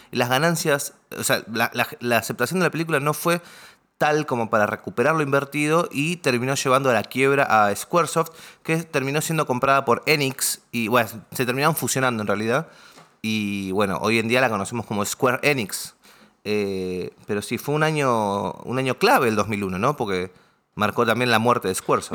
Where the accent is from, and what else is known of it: Argentina